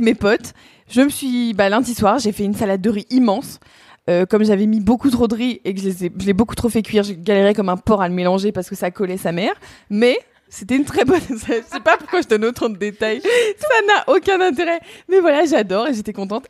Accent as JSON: {"language": "French", "area": "Burgundy", "region": "Bourgogne-Franche-Comté", "country": "France", "said": "on vient de Bourgogne euh, dans ma famille, mon père vient de Franche-Comté"}